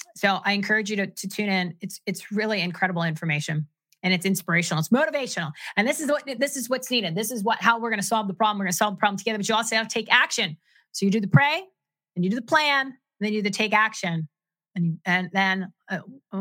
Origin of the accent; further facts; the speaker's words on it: New Jersey, United States; I'm from New Jersey